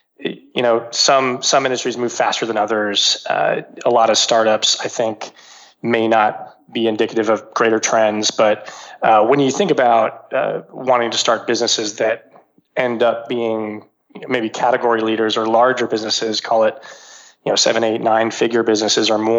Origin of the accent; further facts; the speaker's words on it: Texas, United States; I grew up in Texas, went to college in the Northeast, came back to Texas